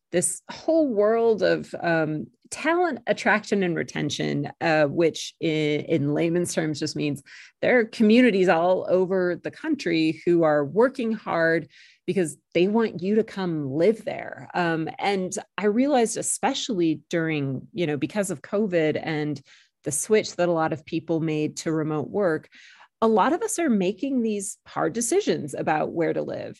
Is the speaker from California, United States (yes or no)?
yes; California, United States; moved away as an adult; also born or lived in Maryland / Utah / Iowa / Texas; now in Blacksburg, United States; I grew up in California